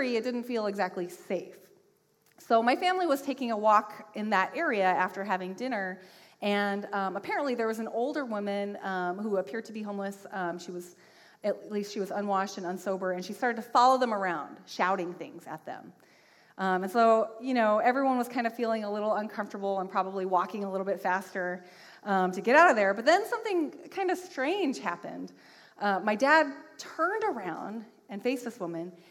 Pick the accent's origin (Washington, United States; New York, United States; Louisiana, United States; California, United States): Washington, United States; moved away; I am from Washington State.